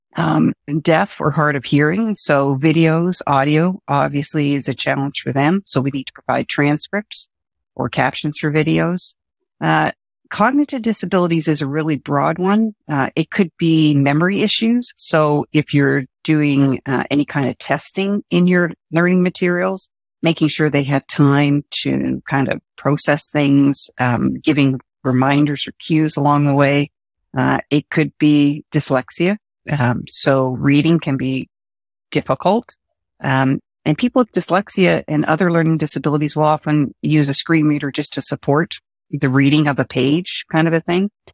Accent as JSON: {"language": "English", "country": "Canada", "said": "I'm Canadian"}